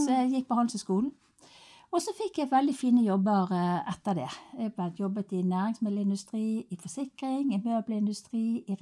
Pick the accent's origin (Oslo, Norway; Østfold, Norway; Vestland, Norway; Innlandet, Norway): Vestland, Norway; Finse; now in Bergen, Norway; Jeg kom jo fra Finse opprinnelig, da. Og der oppe på på fjellet, der var jo livet enkelt